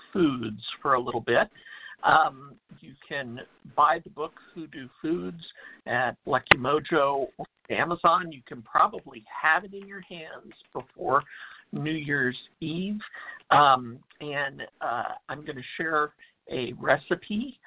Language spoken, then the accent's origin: English; Texas, United States; I'm from Texas where it's black-eyed peas